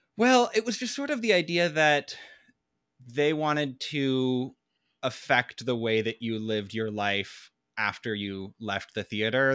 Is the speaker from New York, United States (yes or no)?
no; Tacoma, Washington, United States; we grew up in Tacoma, Washington, which is a pretty, like, blue collar town